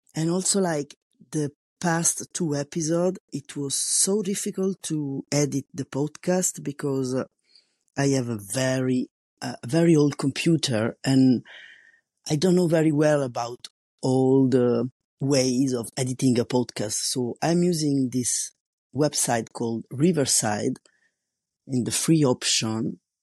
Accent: Italy; English is a second language; moved away as an adult; now in France; I'm an Italian. living in France, and I've been living here for more than twenty years

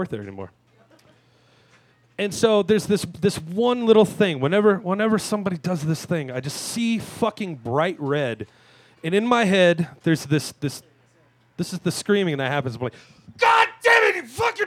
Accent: Louisiana, United States; I grew up in Louisiana

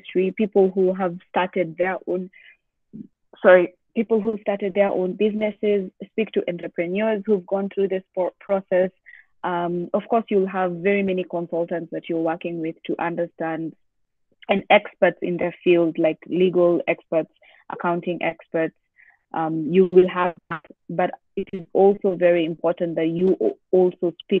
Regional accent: Kenya; I've been born and raised in Kenya

